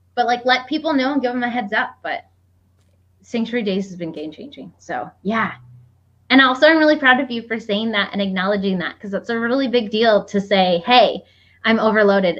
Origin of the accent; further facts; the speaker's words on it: Iowa, United States; where I grew up in Iowa.